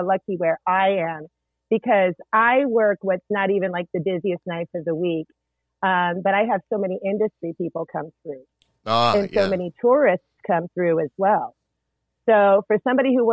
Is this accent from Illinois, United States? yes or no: no; East Texas, United States; also born or lived in Corpus Christi, Texas; I spent a fair amount of time in East Texas